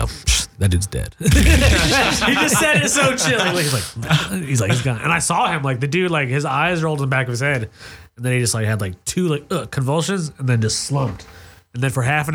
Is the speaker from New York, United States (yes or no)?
yes; New Rochelle, New York, United States; now in Los Angeles, United States; I grew up in New York